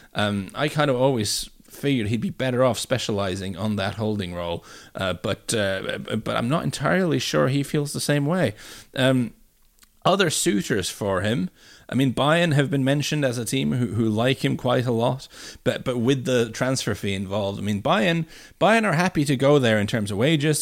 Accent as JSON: {"language": "English", "town": "Bryne", "region": "Rogaland", "country": "Norway", "tie": "born or raised there", "moved": "yes", "said": "my sort of hometown"}